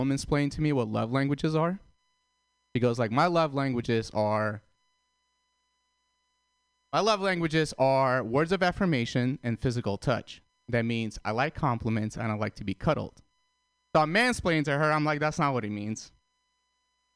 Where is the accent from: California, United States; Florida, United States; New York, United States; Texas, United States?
California, United States; San Francisco; I'm from San Francisco